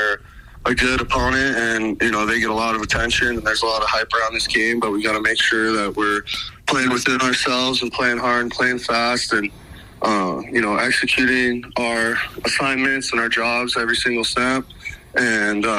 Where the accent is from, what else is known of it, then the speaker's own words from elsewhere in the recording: Bozeman, Montana, United States; I was obviously growing up in Bozeman, Montana.